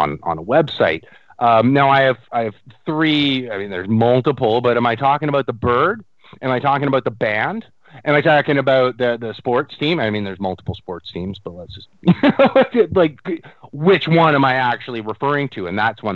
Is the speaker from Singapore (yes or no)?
no; Canada; I'm a Canadian up here